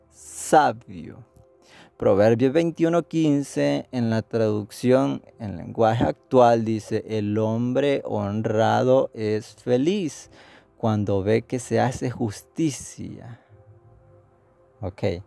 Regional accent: El Salvador

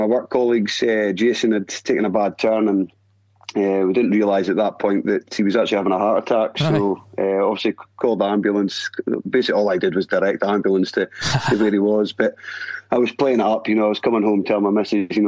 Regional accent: Aberdeen, Scotland, United Kingdom; being brought up in Aberdeen

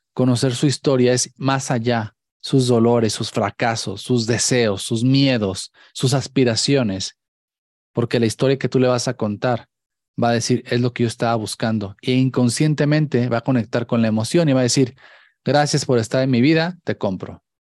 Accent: Mexico; como mexicanos

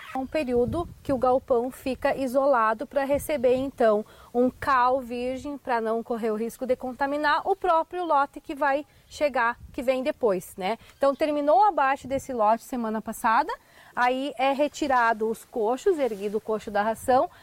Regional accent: Tupanciretã, Rio Grande do Sul, Brazil; Eu sou natural de Tupã, sou da cidade

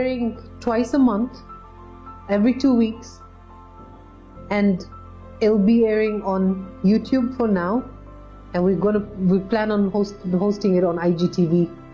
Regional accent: Nairobi, Kenya; I'm born and raised in Nairobi

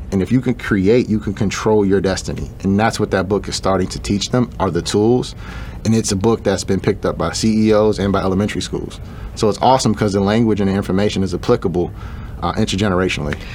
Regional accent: Chicago, Illinois, United States; I grew up in Chicago

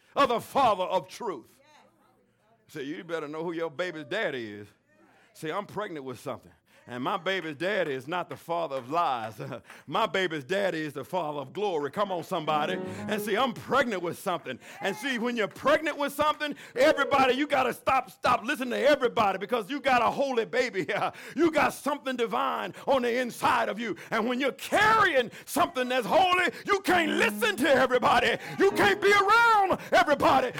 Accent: the South, United States; I'm from the South.

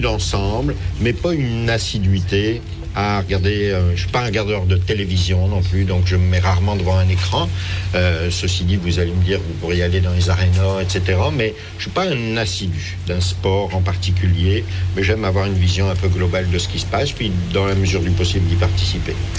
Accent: France; now in Quebec, Canada; c'était plus le soccer qui était faisait partie de mon quotidien lorsque j'étais en France

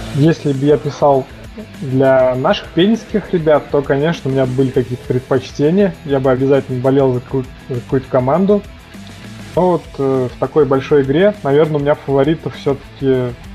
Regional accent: Penza, Penza Oblast, Russia; я родился в Пензе

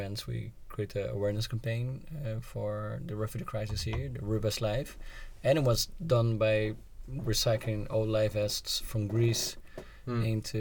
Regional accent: Brazil; now in Netherlands; I was born in Brazil. Coffee is really in the culture.

